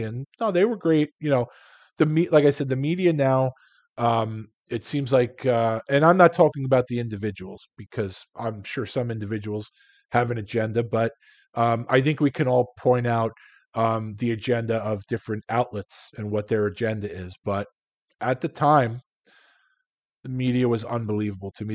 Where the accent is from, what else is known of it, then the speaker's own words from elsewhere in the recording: New York City, New York, United States; moved away as an adult; also born or lived in Long Island / Philadelphia; I'm from Queens. I lived on Long Island. At the time, I was living in Philadelphia